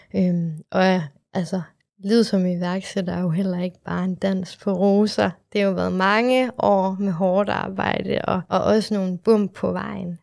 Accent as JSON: {"language": "Danish", "town": "Aalborg", "region": "North Denmark Region", "country": "Denmark", "tie": "born or raised there", "also_born_or_lived": "Vietnam", "moved": "as an adult", "lives_now": "Copenhagen, Denmark", "said": "Jeg er fra Aalborg."}